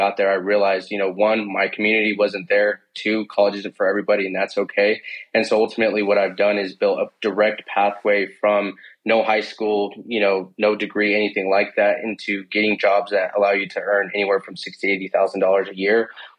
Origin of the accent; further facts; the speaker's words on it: Denver, Colorado, United States; Born and raised in Denver, Colorado. Also currently where I reside today.